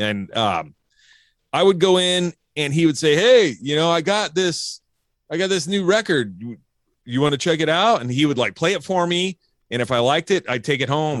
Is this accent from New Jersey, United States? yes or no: yes; New Jersey, United States; now in California, United States; I'm from New Jersey